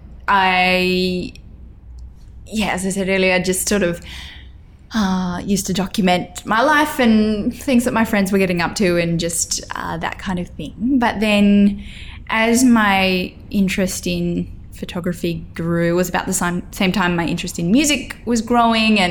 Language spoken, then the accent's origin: English; Grafton, New South Wales, Australia; moved away as an adult; also born or lived in Lismore, New South Wales / Coffs Harbour, New South Wales; growing up in Grafton with a population of about 17,000